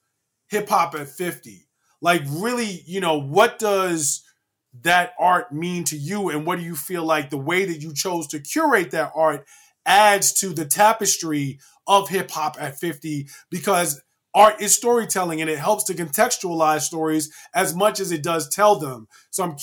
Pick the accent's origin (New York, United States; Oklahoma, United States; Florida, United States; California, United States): New York, United States; New York City; now in Brooklyn, United States; I'm still Queens at the heart